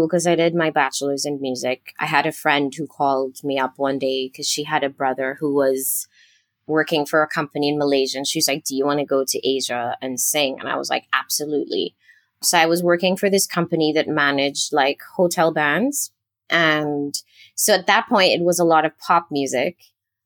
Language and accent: English; Trinidad & Tobago; moved away; I am originally from Trinidad and Tobago, which is a teeny tiny island country in the Caribbean.